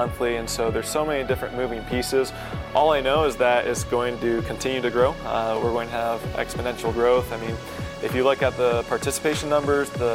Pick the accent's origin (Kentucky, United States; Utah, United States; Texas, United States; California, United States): Utah, United States; I'm from Utah